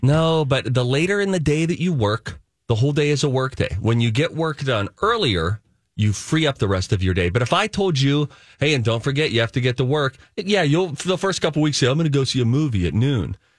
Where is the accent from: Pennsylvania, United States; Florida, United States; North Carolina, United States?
Pennsylvania, United States; Pittsburgh; born and raised in Pittsburgh